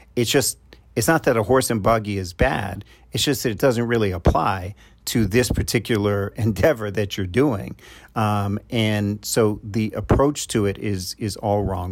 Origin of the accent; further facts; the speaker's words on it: New York, United States; I'm from New York